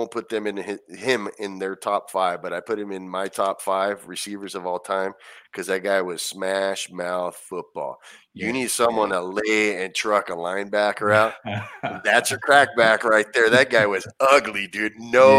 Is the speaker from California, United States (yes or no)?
yes; Anaheim, California, United States; I grew up going there, and it's, you know, I'm from Anaheim originally, so that was right down the street.